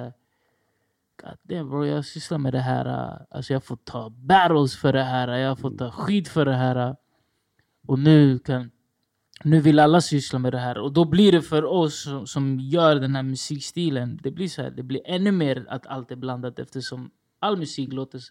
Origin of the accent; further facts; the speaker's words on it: Stockholm, Stockholm County, Sweden; jag är från Rinkeby